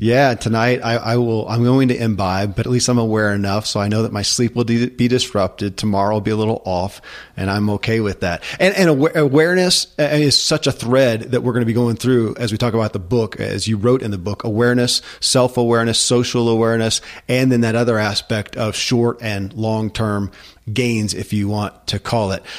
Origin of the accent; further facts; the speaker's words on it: Kentucky, United States; I grew up in Kentucky